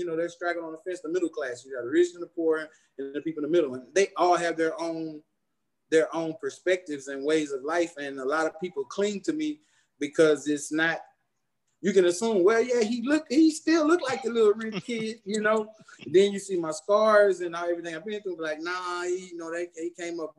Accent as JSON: {"language": "English", "town": "Houston", "region": "Texas", "country": "United States", "tie": "born or raised there", "also_born_or_lived": "Missouri City, Texas", "said": "I was born and raised in Houston, Texas, St. Luke's Hospital, June 26, 1974, 11:31 p.m."}